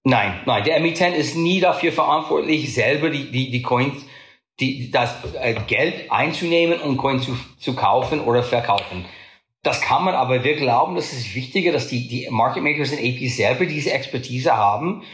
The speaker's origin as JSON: {"language": "German", "country": "United States", "second_language": "German", "said": "bin ich Amerikaner"}